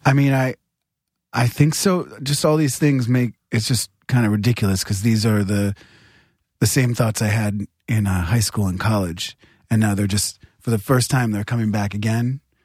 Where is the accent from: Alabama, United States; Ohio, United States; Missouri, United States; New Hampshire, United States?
New Hampshire, United States; I'm from New Hampshire, which isn't that violent